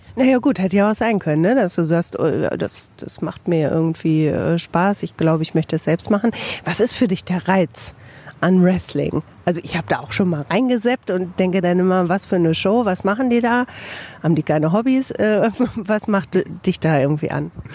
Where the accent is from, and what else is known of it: Bielefeld, North Rhine-Westphalia, Germany